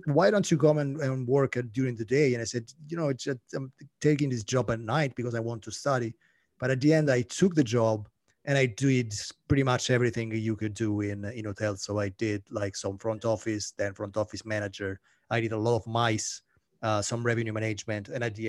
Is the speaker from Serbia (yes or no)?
no; Italy; moved away as an adult; now in Paris, France; No, I'm Italian. I'm Italian, and my French is really poor. You know, I've been living in Paris for 7 years now, but my French is so bad, you have no idea.